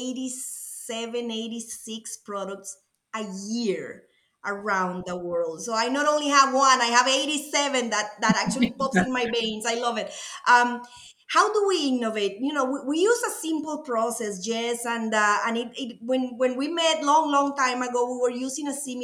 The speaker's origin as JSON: {"language": "English", "country": "Costa Rica", "accent": "Latin", "second_language": "English", "moved": "as an adult", "lives_now": "United States", "said": "As you can tell by my accent, I'm Latin. I'm from Costa Rica, a beautiful country"}